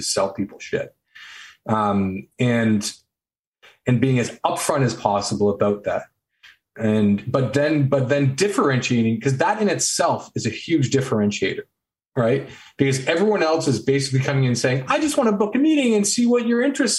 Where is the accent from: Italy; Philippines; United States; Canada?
Canada; So I'm Canadian